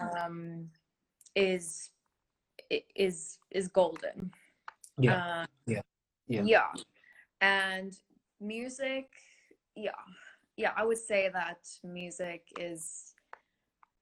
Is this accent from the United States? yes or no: no; Somerset West, Western Cape, South Africa; moved away as an adult; also born or lived in Rondebosch, Cape Town; now in Cape Town, South Africa; I come from Somerset West in Cape Town, a small town